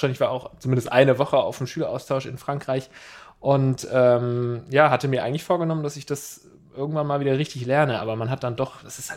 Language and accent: German; Uganda; ich bin 21 Jahre alt. Ich komme aus Uganda und ich höre den Podcast seit einem Monat zu.